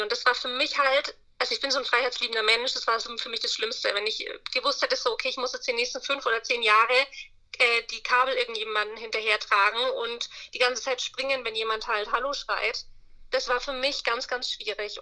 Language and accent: German; Bayreuth, Bavaria, Germany; Ich komme aus Oberfranken, Bayreuth, äh, kennt man wahrscheinlich nicht, Nähe, Nürnberg, Bamberg, so das Eck.